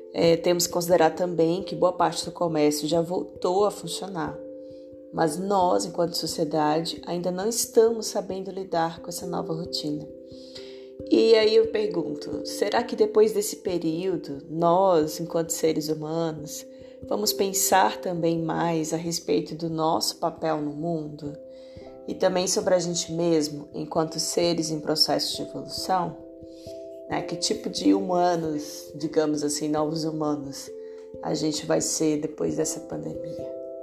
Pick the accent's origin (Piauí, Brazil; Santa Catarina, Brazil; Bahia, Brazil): Bahia, Brazil; Barreiras; na minha cidade natal, que é onde eu tô, Barreiras, Bahia